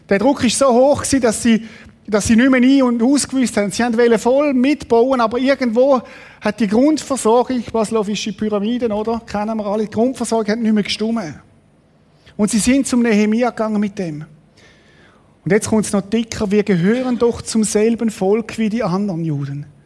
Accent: Switzerland; Auch als Schweizer mit unserem System oder Sachen, die ich unterstütze, die nicht in Ordnung sind.

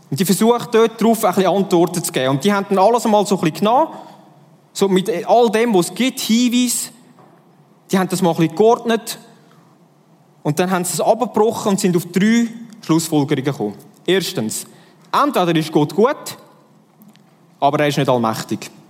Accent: Switzerland; ich bin Schweizer durch und durch

